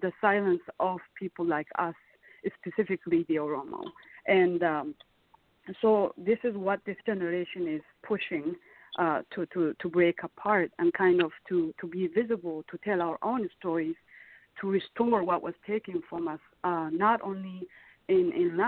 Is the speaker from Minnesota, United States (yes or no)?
yes; Minnesota, United States; also born or lived in Ethiopia; The reason why I grew up in Minnesota is not because I loved Minnesota. It's because that's where we ended up after we fled our home country in 1998.